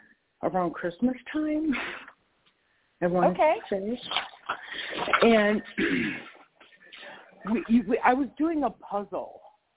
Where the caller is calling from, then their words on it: North Carolina, United States; I'm in North Carolina.